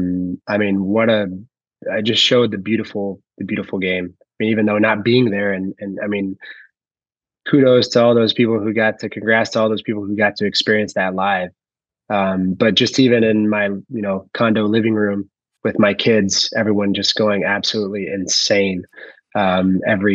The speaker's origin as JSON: {"language": "English", "town": "Dallas", "region": "Texas", "country": "United States", "tie": "born or raised there", "said": "I'm born and raised in Dallas, Texas"}